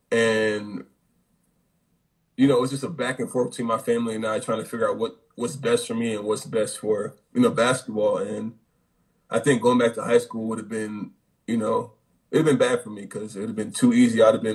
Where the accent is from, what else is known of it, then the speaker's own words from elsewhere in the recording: Connecticut, United States; I'm a kid from Connecticut